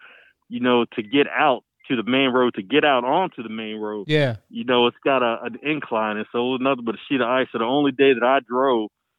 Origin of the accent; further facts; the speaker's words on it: Maryland, United States; moved away; and I'm from Maryland